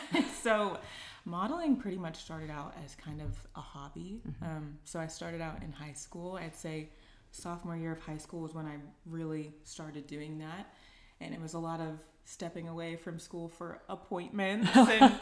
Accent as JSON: {"language": "English", "town": "Dallas", "region": "Texas", "country": "United States", "also_born_or_lived": "Los Angeles, California", "said": "I am from Dallas, Texas. My husband and I currently still live in Dallas, Texas, but I went to USC in Los Angeles, California for undergrad"}